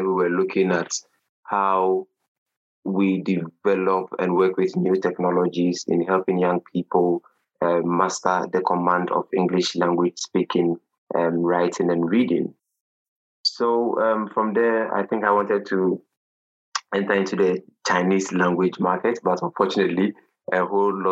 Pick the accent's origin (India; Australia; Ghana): Ghana; I hail from Ghana in West Africa